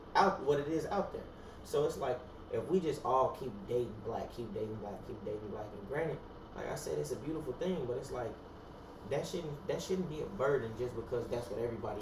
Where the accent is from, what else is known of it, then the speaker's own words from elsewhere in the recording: United States; I'm a black American, not an African American